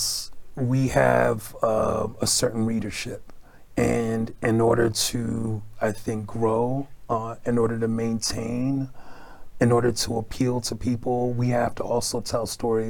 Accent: New York City, New York, United States; now in Chicago, United States; growing up in Brooklyn, New York

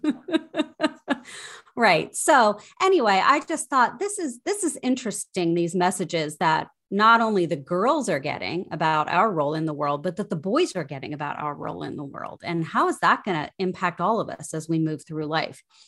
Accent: Ohio, United States; also born or lived in Minnesota; now in Washington, D.C., United States; I grew up in Ohio and made my way to Washington, D C via Minnesota.

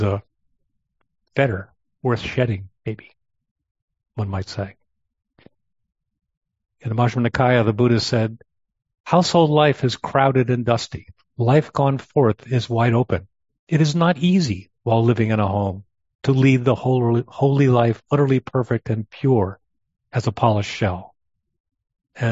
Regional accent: New York, United States; I grew up in Long Island Sound, grew up with sailboats

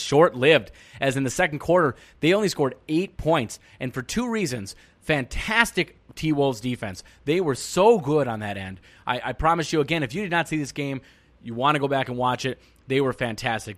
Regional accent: Minnesota, United States; as a Minnesotan

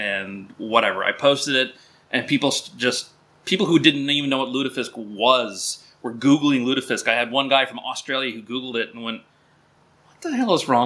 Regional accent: Minnesota, United States; moved away as an adult; also born or lived in upper Midwest; we're both from Minnesota

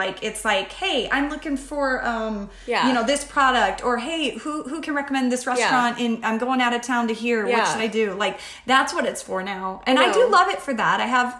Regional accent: Phoenix, Arizona, United States; also born or lived in Georgia; Phoenician, truly, because I grew up in North Phoenix. Oh. Yeah, I'm a Phoenician.

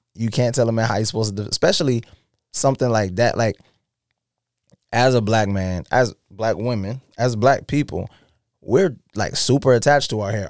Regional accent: South Carolina, United States; we're from South Carolina

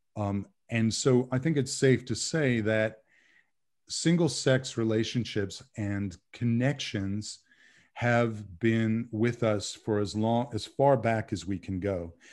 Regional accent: Bay Area, California, United States; moved away as an adult; also born or lived in San Diego; now in North Carolina, United States; I grew up in the Bay Area of California

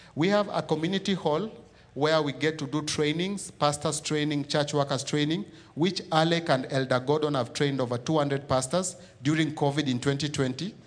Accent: Nairobi, Kenya; I was born and raised in Kibera. So Kibera is in, uh, East Africa, in a country called Kenya

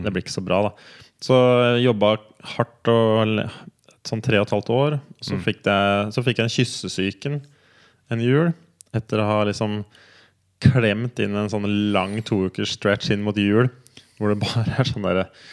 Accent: Kongsberg, Buskerud, Norway; moved away as an adult; also born or lived in United States; jeg er fra Kongsberg og Flesberg, liksom Numedal-Kongsberg-traktene. Ja. Det er som liksom det som er opp, opprinnelsen

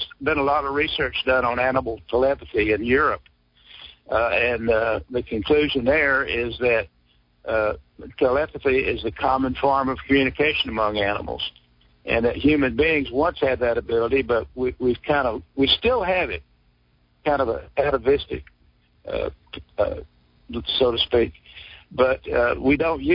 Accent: Sour Lake, Texas, United States; my hometown of Sour Lake

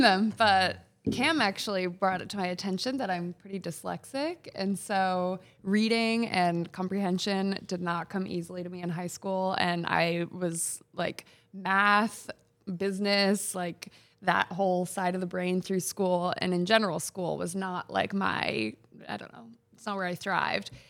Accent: Freeport, Maine, United States; I grew up in Freeport

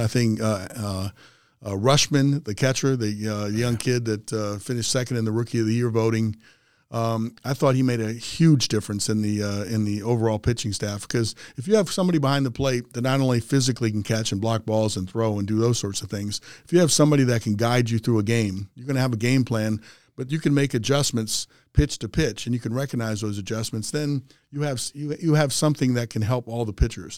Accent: Aberdeen, Maryland, United States; I grew up a kid in Aberdeen, which is about thirty miles outside of Baltimore, up ninety-five

